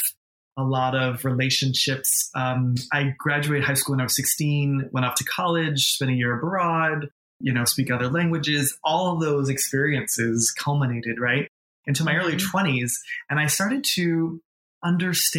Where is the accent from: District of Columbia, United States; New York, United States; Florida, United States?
New York, United States; moved away as an adult; also born or lived in Boston, Massachusetts; now in Los Angeles, United States; I was born in New England, grew up in New York, and then became an adult